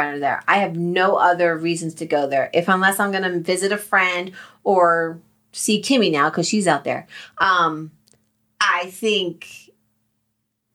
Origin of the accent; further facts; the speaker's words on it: New Jersey, United States; moved away; also born or lived in Colorado; we're from Jersey